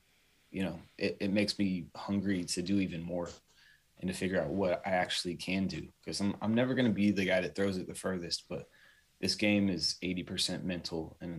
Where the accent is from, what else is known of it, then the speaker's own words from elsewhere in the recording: São Paulo, Brazil; also born or lived in Tokyo, Japan; I grew up in Sao Paulo, Brazil, and Tokyo, Japan, two of the five biggest cities in the world. And I went there not of my own accord.